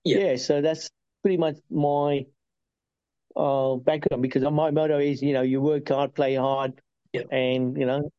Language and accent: English; Uganda; also born or lived in United Kingdom; now in Australia; My bit of background, I'm originally from Uganda, and then got turfed out of Uganda in 72 by lovely Idi Amin, dictator. And that's when the UK opened their open arms and took us in.